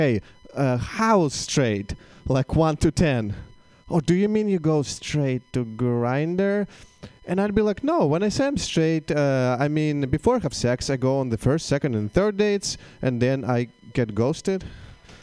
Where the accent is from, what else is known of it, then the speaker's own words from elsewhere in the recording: Russia; English is a second language; moved away as an adult; now in United States; I am indeed Russian